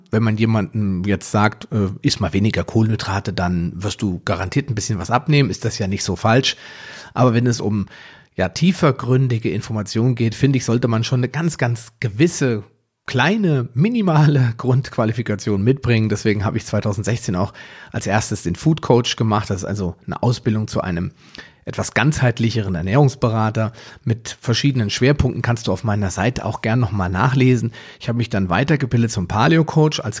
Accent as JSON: {"language": "German", "town": "Biedenkopf", "region": "Hesse", "country": "Germany", "lives_now": "Wetteraukreis, Germany", "said": "Ich bin 42 Jahre alt, also noch knackig und jung. Ich komme aus dem Wetteraukreis, zumindest lebe ich dort zurzeit. Ursprünglich komme ich mal aus Biedenkopf."}